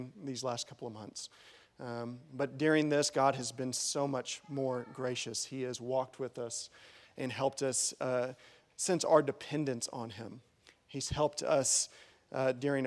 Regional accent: Bowie, Texas, United States; also born or lived in Lubbock, Texas; now in Wichita Falls, United States; I'm the righty from Bowie

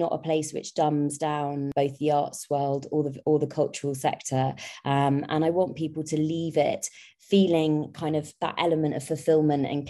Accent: London, United Kingdom; I'm a Londoner, born and bred, but half Sri Lankan.

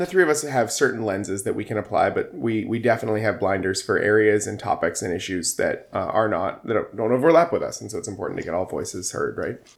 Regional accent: Surrey, British Columbia, Canada; I grew up in Surrey and, uh, I still have a lot of fondness for my hometown.

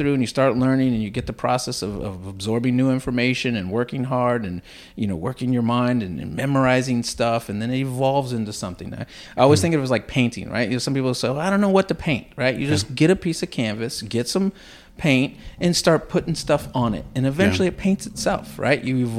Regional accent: Tampa, Florida, United States; So I was born and raised in Tampa, Florida. Stayed there through high school and college.

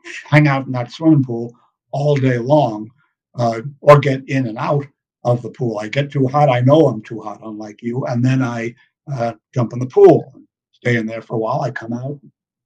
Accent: New York City, New York, United States; I grew up in New York City. I grew up in Manhattan

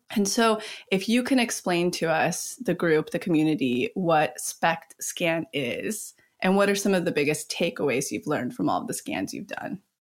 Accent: outside Yosemite, California, United States; I personally grew up right outside of Yosemite. So we're both California kids

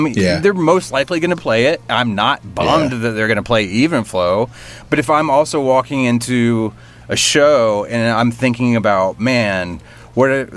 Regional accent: Alabama, United States; I grew up in Alabama

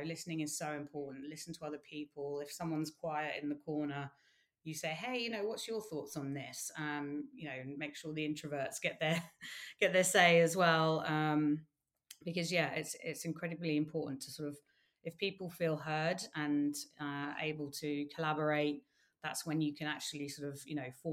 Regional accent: United Kingdom; as a Brit

